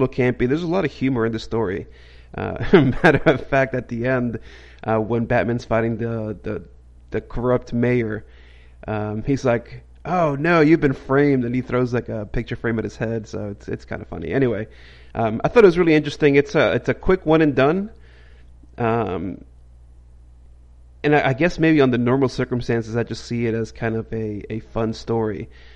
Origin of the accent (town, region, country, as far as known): United States